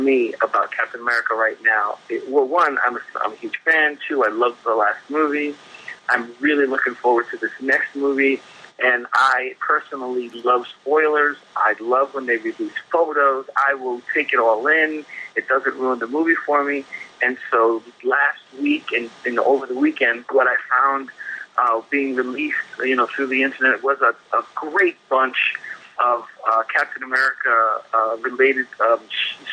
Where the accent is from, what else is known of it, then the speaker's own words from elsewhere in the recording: United States; As an American